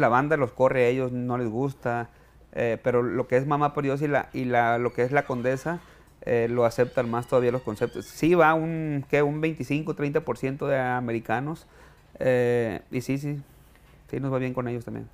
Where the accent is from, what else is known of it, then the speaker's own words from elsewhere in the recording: Villa Juárez, Sinaloa, Mexico; moved away as an adult; also born or lived in Culiacán, Sinaloa / Riverside, California; now in United States; Yo viví toda mi juventud en, Villajuárez, Juárez, Campo Gobierno, y eh, me fui a estudiar mercadotecnia a Culiacán